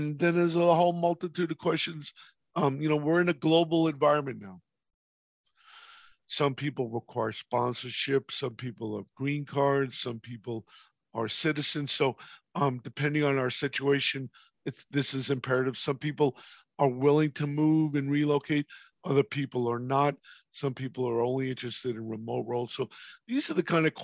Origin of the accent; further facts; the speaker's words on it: New York, United States; moved away; I'm from New York originally